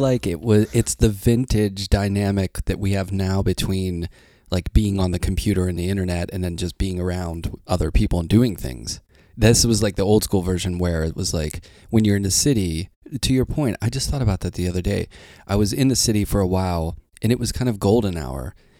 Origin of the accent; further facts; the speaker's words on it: Pittsburgh, Pennsylvania, United States; moved away; I grew up in Pittsburgh, which is not really, like, a big city